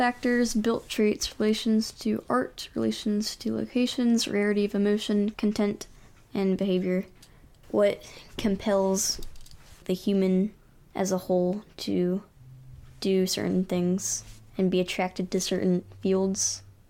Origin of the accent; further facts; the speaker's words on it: Lynchburg, Virginia, United States; Lynchburg, Virginia.